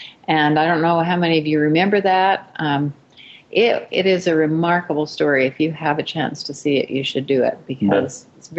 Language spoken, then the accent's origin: English; United States; I grew up in Bear Lake Valley.